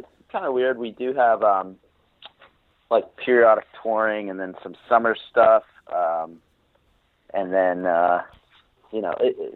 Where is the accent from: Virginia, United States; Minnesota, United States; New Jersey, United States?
New Jersey, United States; I was born basically in the town I still live